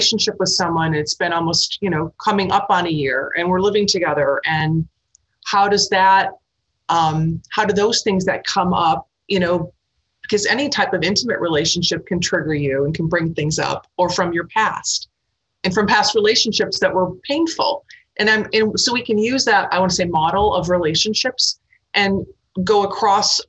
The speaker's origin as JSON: {"language": "English", "town": "Milwaukee", "region": "Wisconsin", "country": "United States", "tie": "born or raised there", "also_born_or_lived": "New York / Boston / Los Angeles / Iowa", "moved": "yes", "said": "I grew up in the Midwest, and Milwaukee, which is a pretty big decent-sized city"}